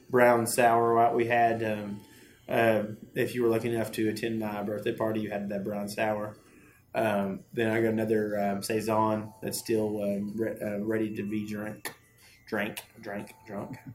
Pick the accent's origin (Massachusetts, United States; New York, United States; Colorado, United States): Colorado, United States; I'm from